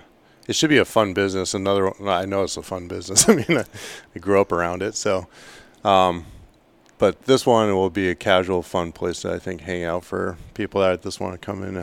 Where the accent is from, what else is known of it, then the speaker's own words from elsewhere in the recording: the Kenai, Alaska, United States; moved away as an adult; now in Ketchikan, United States; I grew up on the Kenai, so it was a lot more dry weather.